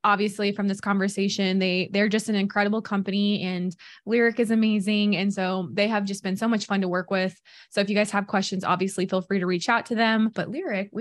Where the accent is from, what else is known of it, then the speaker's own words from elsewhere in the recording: Missouri, United States; I'm from Missouri